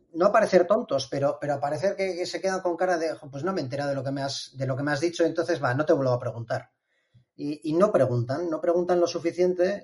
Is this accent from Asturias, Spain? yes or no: no; Bilbao, Basque Country, Spain; soy un ingeniero de Bilbao